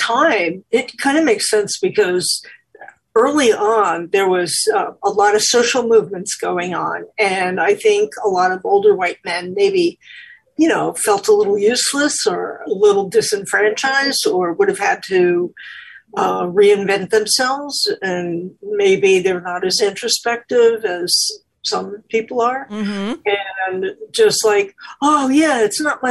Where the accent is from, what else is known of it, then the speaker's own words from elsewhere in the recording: New York, United States; I'm from New York.